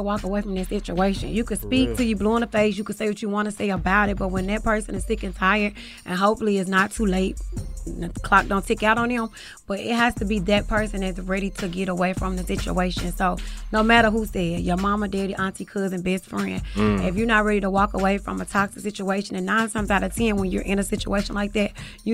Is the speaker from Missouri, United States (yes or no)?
yes; St. Louis, Missouri, United States; I'm from the loop, and I'm proud.